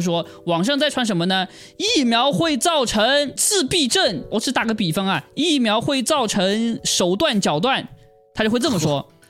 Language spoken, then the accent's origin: Chinese; China; 我是中国人